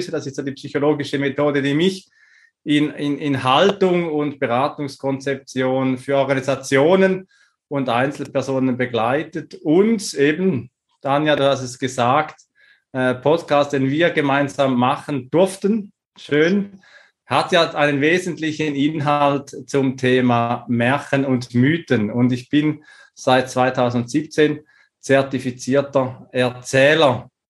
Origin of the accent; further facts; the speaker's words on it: Switzerland; born there; Ähm, ich bin geboren in der Schweiz, hab